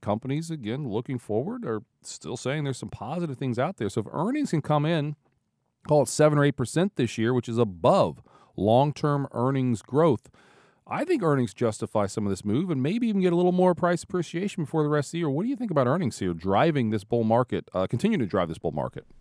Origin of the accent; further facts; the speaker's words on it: Ohio, United States; growing up in Ohio, like I did most of my life.